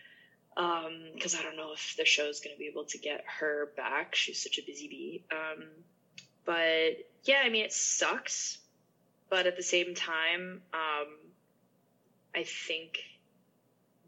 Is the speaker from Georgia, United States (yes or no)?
no; Massachusetts, United States; I'm from Massachusetts, so it's pretty close to New York City.